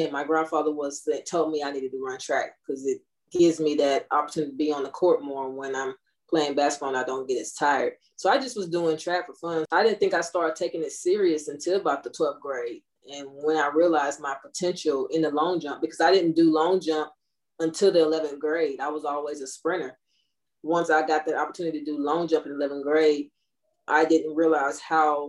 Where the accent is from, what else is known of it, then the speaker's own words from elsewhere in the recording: Gulfport, Mississippi, United States; also born or lived in Inglewood, California; I usually just say I'm from Gulfport because I moved from Inglewood, California at the age of like two